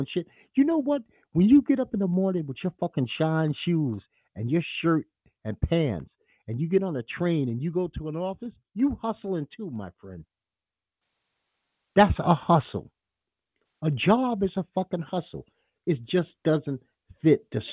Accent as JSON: {"language": "English", "town": "New York City", "region": "New York", "country": "United States", "said": "I'm from Bed-Stuy. I'm not very far from Marcy Projects"}